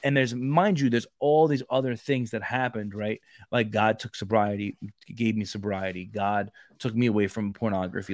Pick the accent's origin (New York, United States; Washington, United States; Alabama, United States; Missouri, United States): New York, United States; New York City; I grew up in Brooklyn